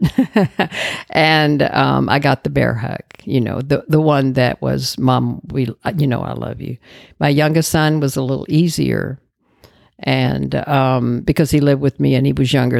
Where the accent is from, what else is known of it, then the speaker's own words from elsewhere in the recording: Dallas, Texas, United States; I grew up in Dallas